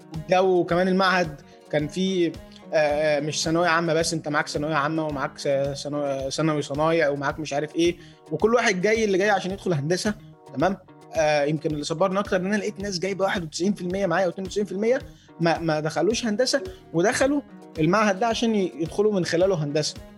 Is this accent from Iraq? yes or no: no; Badrashin, Giza Governorate, Egypt; انا من الجيزه في البدرشين